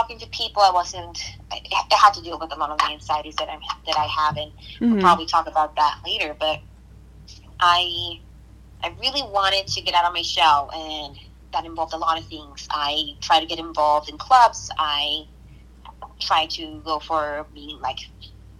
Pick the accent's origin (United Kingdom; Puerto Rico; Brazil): Puerto Rico; Guayama; now in United States; I'm from Guayama, Puerto Rico, and that was where I grew up